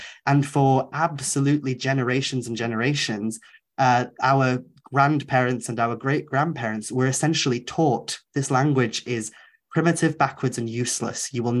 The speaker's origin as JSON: {"language": "English", "region": "Wales", "country": "United Kingdom", "tie": "born or raised there", "second_language": "English", "said": "when I was an edgy teen growing up in Wales, because I was fortunate enough to have grown up speaking the language, I remember I hung out in a very kind of nationalist Welsh crowd for a while."}